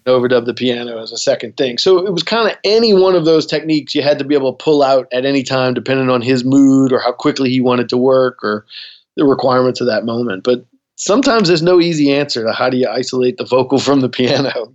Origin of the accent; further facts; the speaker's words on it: New Orleans, Louisiana, United States; growing up in New Orleans